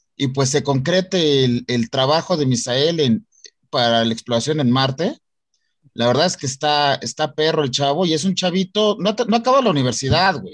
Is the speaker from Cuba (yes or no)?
no; Mexico; en México tenemos el talento